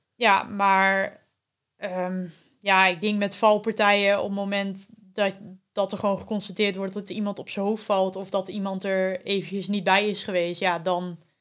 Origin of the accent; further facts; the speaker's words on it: Veendam, Groningen, Netherlands; also born or lived in Winschoten; ik ben eh, geboren in Winschoten, maar opgegroeid in eh, Veendam. En daar woon ik ook nog steeds.